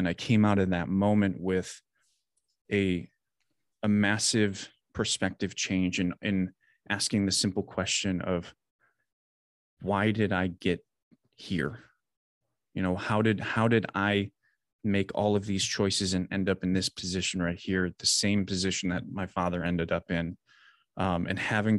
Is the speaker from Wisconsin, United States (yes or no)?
yes; Wisconsin, United States; I grew up in Southern Wisconsin, kind of always lived there.